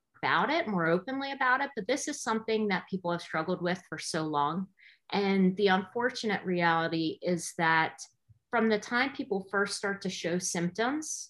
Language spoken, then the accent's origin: English; New Jersey, United States; I grew up in New Jersey, and I was a public school teacher here for 14 years